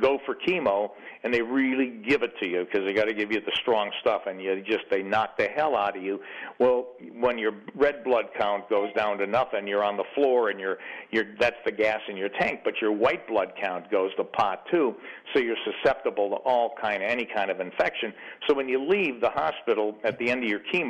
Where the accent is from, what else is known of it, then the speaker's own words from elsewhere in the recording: Chicago, Illinois, United States; growing up in Chicago in a poor neighborhood